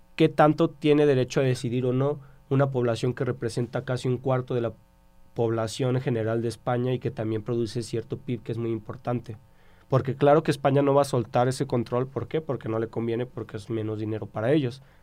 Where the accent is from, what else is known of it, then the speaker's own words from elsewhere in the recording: Mexico; todos somos mexicanos